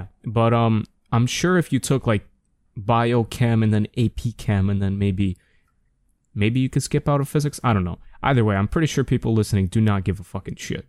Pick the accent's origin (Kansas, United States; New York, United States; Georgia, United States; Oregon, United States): New York, United States; being a New Yorker, you know, growing up, I always, especially in, like, elementary school and middle school